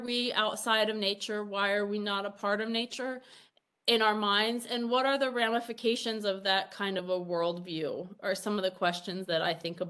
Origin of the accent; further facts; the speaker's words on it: New Jersey, United States; also born or lived in Iowa / Pennsylvania; now in Ohio, United States; I grew up in New Jersey